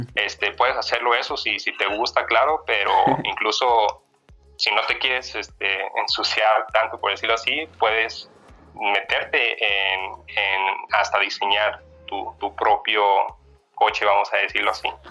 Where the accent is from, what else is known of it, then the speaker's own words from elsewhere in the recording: Zamora, Michoacán, Mexico; moved away as an adult; now in Guadalajara, Mexico; soy de Zamora, Michoacán